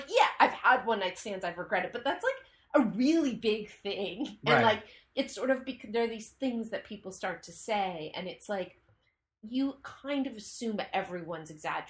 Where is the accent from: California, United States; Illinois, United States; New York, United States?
California, United States; Marin County.